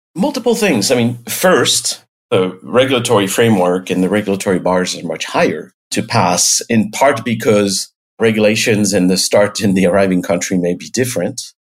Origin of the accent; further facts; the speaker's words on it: the Alps, France; moved away as an adult; now in United States; I was born and raised in France, in the Alps